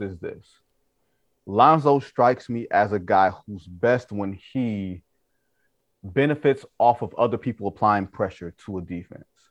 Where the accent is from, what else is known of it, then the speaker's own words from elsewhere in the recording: Detroit, Michigan, United States; I'm from Detroit